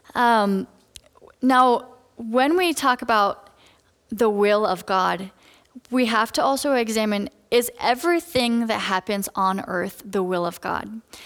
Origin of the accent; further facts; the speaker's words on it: Colorado, United States; moved away as an adult; now in Redlands, United States; I'm from Colorado